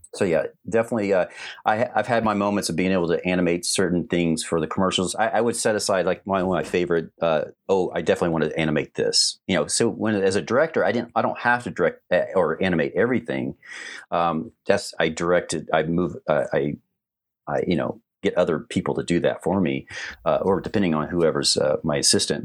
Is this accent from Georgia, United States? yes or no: yes; Atlanta, Georgia, United States; I grew up in Atlanta area